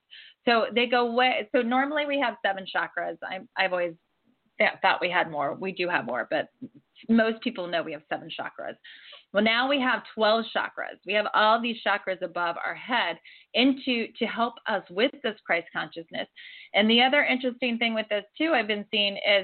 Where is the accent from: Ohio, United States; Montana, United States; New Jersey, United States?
Ohio, United States; also born or lived in Florida; now in California, United States; I was born and raised in Ohio.